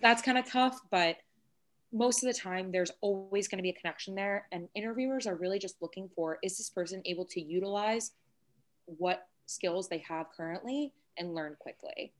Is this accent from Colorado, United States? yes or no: no; Long Island, New York, United States; I'm from Long Island